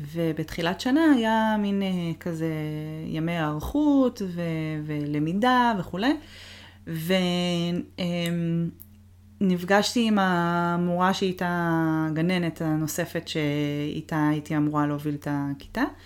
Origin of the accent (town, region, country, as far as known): Israel; moved away as an adult; also born or lived in Boston, United States / Seattle, United States / Toronto, Canada; now in United States